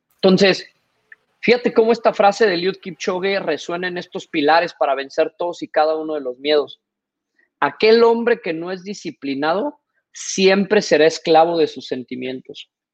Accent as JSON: {"language": "Spanish", "country": "Mexico", "also_born_or_lived": "Singapore", "moved": "as an adult", "said": "como buen mexicano"}